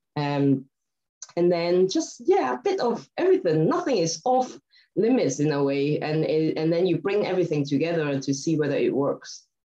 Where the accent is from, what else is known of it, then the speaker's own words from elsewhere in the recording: Hong Kong; also born or lived in Scotland; now in United Kingdom; I'm originally from Hong Kong. But I've lived in Scotland and the UK for a very long time